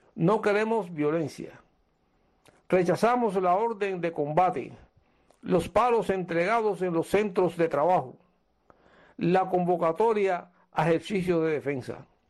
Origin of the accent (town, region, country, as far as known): Cuba